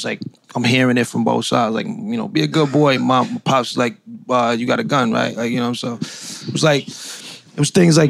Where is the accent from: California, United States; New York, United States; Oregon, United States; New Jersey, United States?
New York, United States; New York City; I'm from Brownsville, Brooklyn.